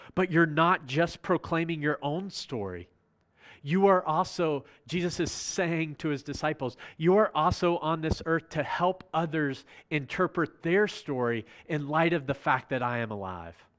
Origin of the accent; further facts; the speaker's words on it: Virginia, United States; I'm from Virginia